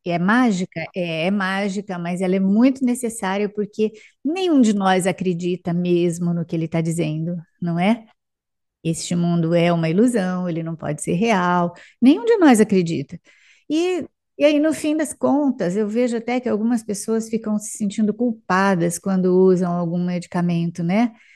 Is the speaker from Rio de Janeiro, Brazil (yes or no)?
no; Araçatuba, São Paulo, Brazil; now in São José do Rio Preto, Brazil; Pertinho daqui, Araçatuba